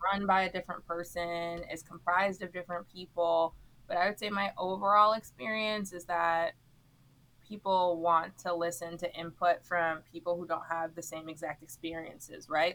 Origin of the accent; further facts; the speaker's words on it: Miami, Florida, United States; moved away as an adult; also born or lived in Philadelphia, Pennsylvania; I'm from Miami, Florida